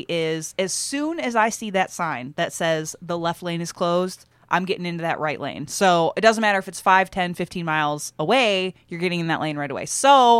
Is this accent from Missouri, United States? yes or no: no; Michigan, United States; I am also from Michigan